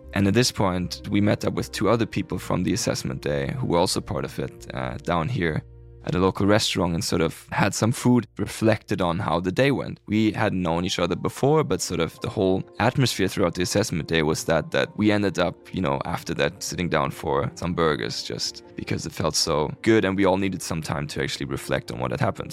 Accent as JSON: {"language": "English", "region": "Hamburg", "country": "Germany", "tie": "born or raised there", "also_born_or_lived": "Lund, Sweden", "moved": "as an adult", "lives_now": "Sweden", "said": "I'm from Hamburg. I was born and raised there"}